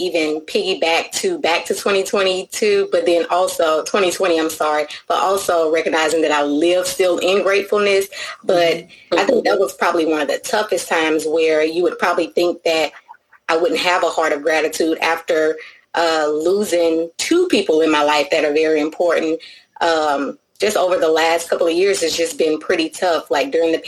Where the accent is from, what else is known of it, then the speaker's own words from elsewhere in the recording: Louisiana, United States; from Louisiana. I am your Southern Belle friend.